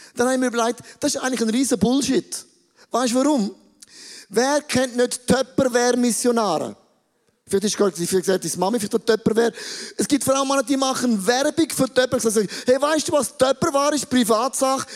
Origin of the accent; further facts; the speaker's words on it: Switzerland; wir sind Schweizer.